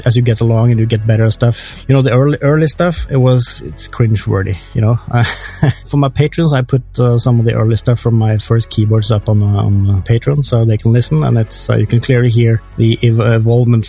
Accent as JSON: {"language": "English", "country": "Norway", "tie": "born or raised there", "said": "I grew up in Norway."}